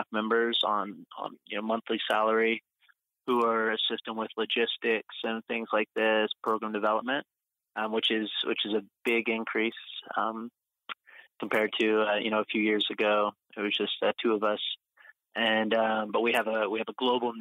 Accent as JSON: {"language": "English", "town": "Oklahoma City", "region": "Oklahoma", "country": "United States", "tie": "born or raised there", "also_born_or_lived": "Austin, Texas", "moved": "as an adult", "lives_now": "Europe", "said": "I was born in Austin, Texas, and then I grew up in Oklahoma City. And I moved to Europe when I was 18"}